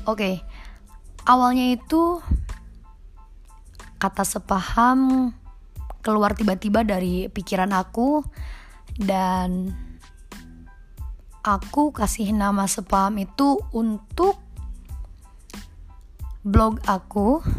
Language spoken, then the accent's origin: Indonesian; Subang, West Java, Indonesia; born there; now in Bandung, Indonesia; Aku lahir di Subang tanggal 2 April 2000 hari Minggu.